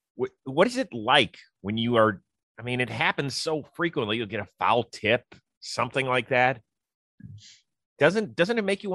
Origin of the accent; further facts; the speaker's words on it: Cleveland, Ohio, United States; I am from Cleveland. I love my hometown near and dear.